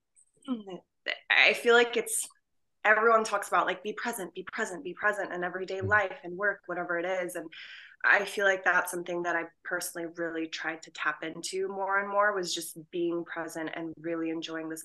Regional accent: Pakistan; a Pakistani woman

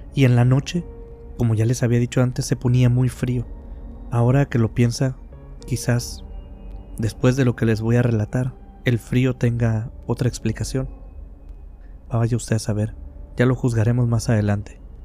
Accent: Mexico; aquí en mi país, México

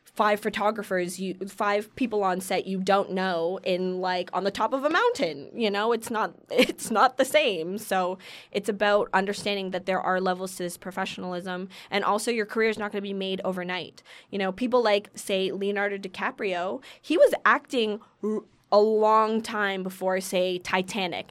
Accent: Keswick, Ontario, Canada; also born or lived in Toronto; I was born and lived in Toronto up until I was about eight years old, until I moved to this place an hour north of Toronto um, called Keswick

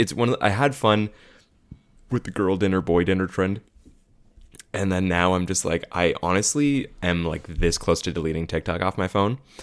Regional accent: Caledon, Ontario, Canada; I grew up in Bolton, which is part of Khaled

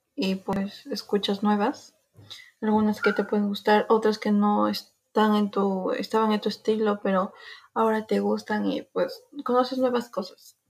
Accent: Peru; soy de Perú, soy peruana

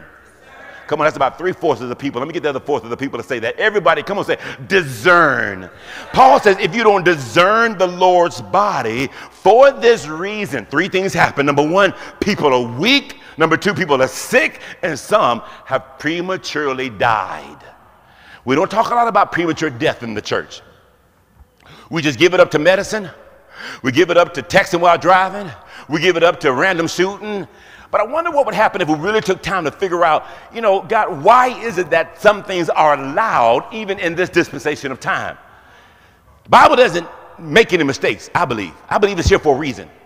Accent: Houston, Texas, United States; I grew up in Houston, Texas

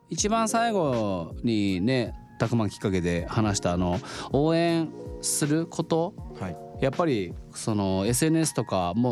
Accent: Kyoto, Japan; moved away as an adult; also born or lived in Oita; now in Tokyo, Japan; 僕京都です

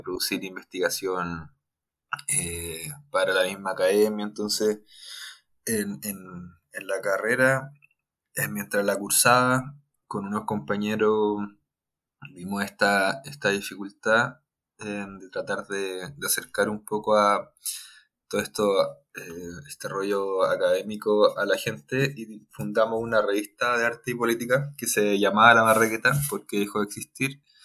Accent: Talca, Maule, Chile; moved away as an adult; now in Santiago, Chile; soy de Talca, estudié en Santiago, vivo en Santiago, desde que entré a la, a la carrera

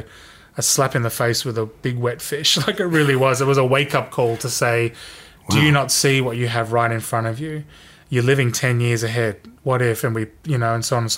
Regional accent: Sydney, New South Wales, Australia; Growing up in Sydney

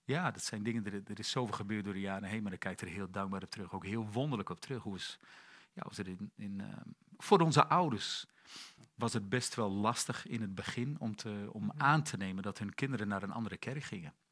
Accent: Emmen, Drenthe, Netherlands; Ik ben geboren in januari 70 in, eh, in het noorden van het land, in Emmen

